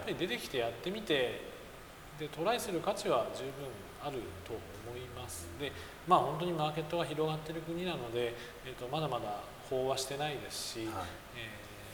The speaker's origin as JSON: {"language": "Japanese", "region": "Fukuoka", "country": "Japan", "moved": "yes", "lives_now": "Bangkok, Thailand", "said": "私福岡なんですけど、ええ、福岡から東京に出て仕事会社を起こすよりも、え、バンコクに来て会社を起こす方が"}